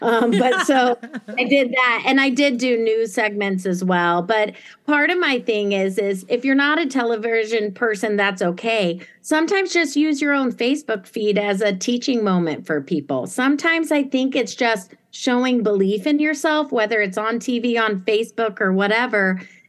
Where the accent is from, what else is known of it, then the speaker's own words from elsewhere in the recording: Germany; also born or lived in Italy; So like when I was, not to sound like a jerk, but I grew up in Germany as a kid. My dad was NATO, and I lived in Italy later in a palazzo with a little family.